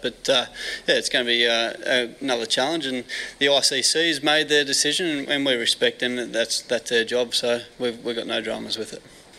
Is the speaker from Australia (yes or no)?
yes; Australia; As Australian cricketers